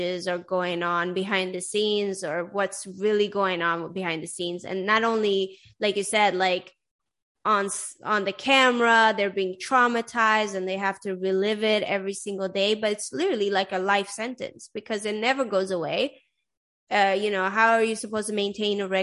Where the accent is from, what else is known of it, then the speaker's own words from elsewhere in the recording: Sweden; moved away; also born or lived in Iran; I grew up in Sweden and I'm Iranian